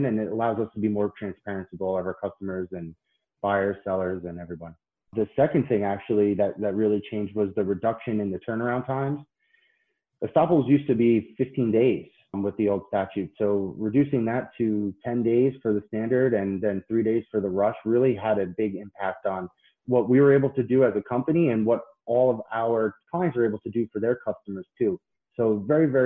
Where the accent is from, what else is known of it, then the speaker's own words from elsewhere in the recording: Patchogue, New York, United States; moved away as an adult; now in Florida, United States; I grew up in Patchogue, Long Island.